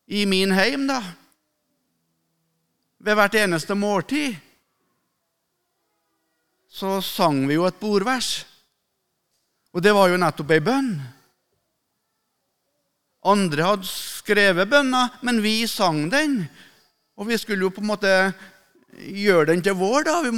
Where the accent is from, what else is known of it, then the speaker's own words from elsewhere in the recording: Melhus, Trøndelag, Norway; når jeg var guttunge hjemme på Rødde, der jeg vokste opp, i Melhus i Trøndelag